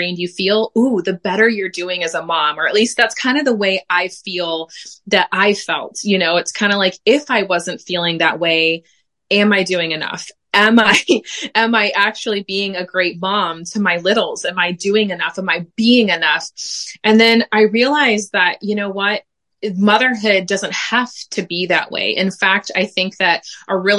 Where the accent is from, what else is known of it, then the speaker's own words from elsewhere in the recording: United States; moved away as an adult; now in Belgium; I am also an American mama living in Belgium.